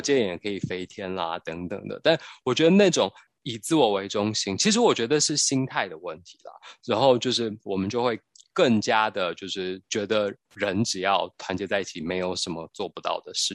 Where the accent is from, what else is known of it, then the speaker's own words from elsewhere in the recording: Taiwan; 我们台湾人讲的台湾的国语